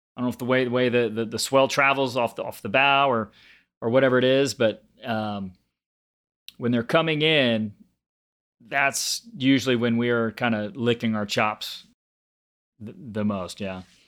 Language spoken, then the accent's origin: English; Galveston, Texas, United States; I grew up on Galveston Island. So just a little barrier island about an hour south of Houston.